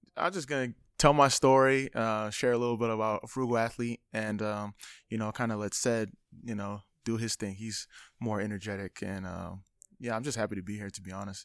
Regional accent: Sacramento, California, United States; I was born in Sacra-, or raised in Sacramento

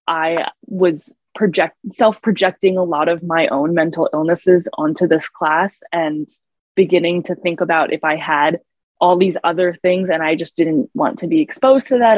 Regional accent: New York City, New York, United States; moved away; growing up in New York City

